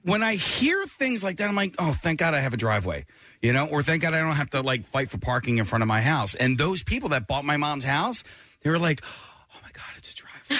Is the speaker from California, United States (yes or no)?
no; Philadelphia, Pennsylvania, United States; I'm from Philly or just south of Philadelphia.